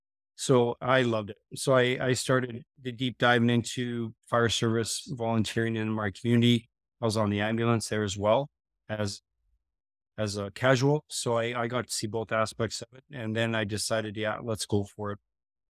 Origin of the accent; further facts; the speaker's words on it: Gillam, Manitoba, Canada; So it was really rural Manitoba there. I grew up in Gillam by Hudson Bay, mostly Nipawa. That was most of my life as a young fella.